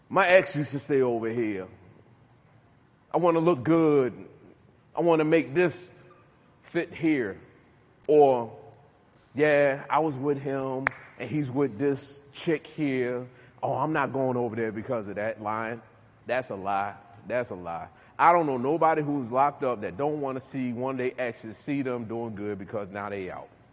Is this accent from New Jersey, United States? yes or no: yes; Newark, New Jersey, United States; now in Virginia, United States; I'm from New Jersey, Newark, New Jersey, right? I come down here to Virginia